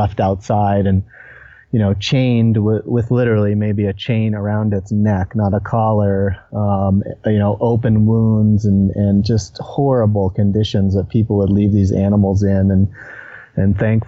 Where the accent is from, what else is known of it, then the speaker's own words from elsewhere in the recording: Vermont, United States; moved away as an adult; now in Colorado Springs, United States; I grew up in Vermont, which is, you know, pretty far back east